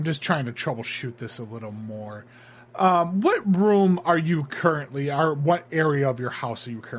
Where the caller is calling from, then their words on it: Honolulu, Hawaii, United States; Unfortunately, I'm calling from Honolulu, so we're still in the afternoon here.